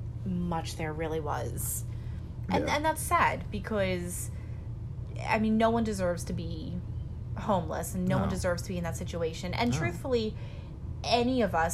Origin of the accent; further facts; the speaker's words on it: near Philadelphia / near Camden, New Jersey, United States; growing up near Philly, like, there's a, unfortunately, there's a ton of homelessness in Philly. You know, growing up near Camden, there's a ton of homelessness